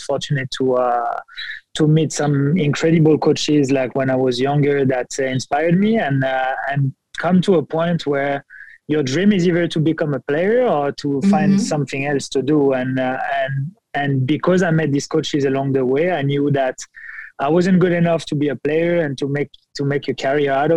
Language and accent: English; France; moved away as an adult; also born or lived in Montreal, Canada; now in Cincinnati, United States; I started my journey in France, born and raised in France.